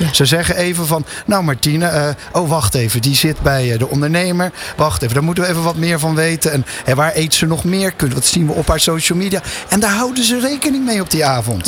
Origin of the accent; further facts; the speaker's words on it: Rotterdam, South Holland, Netherlands; als echte Rotterdammer ben ik